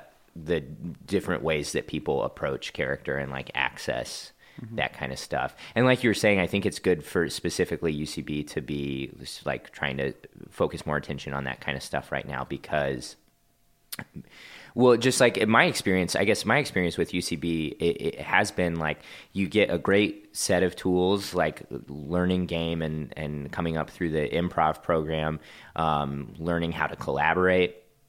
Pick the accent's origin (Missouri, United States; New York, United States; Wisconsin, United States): Missouri, United States; Kansas City; also born or lived in Ohio; now in Los Angeles, United States; Yeah. Grew up in the Kansas City area, went to college in Ohio, and then moved to L.A. shortly after that.